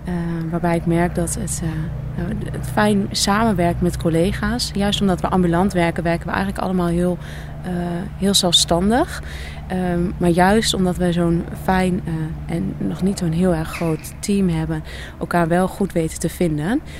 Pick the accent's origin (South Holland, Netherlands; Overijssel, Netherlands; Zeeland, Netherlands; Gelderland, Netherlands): Overijssel, Netherlands; Nijverdal; now in Deventer, Netherlands; Ik kom oorspronkelijk uit Nijverdal. en woon op dit moment in Deventer.